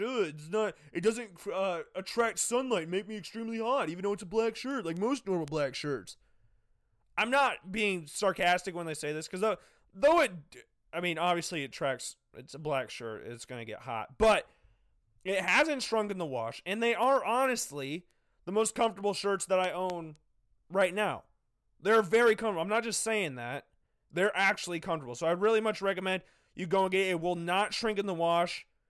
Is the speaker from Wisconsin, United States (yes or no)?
no; Des Moines, Iowa, United States; now in Cedar Falls, United States; I'm from Des Moines